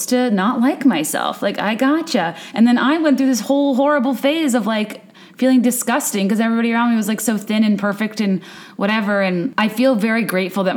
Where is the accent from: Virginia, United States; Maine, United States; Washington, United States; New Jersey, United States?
Virginia, United States; moved away as an adult; also born or lived in New York; now in Chicago, United States; I grew up in Virginia.